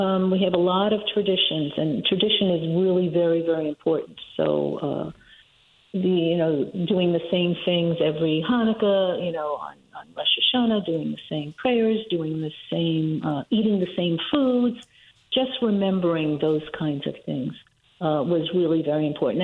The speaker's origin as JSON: {"language": "English", "town": "New York City", "region": "New York", "country": "United States", "tie": "born or raised there", "said": "I grew up in Washington Heights"}